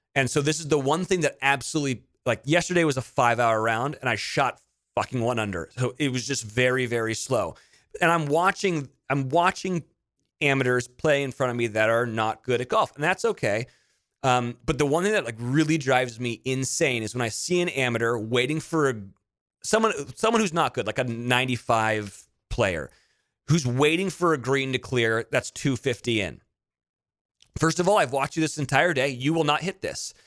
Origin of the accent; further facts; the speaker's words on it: Monterey, California, United States; I grew up in Monterey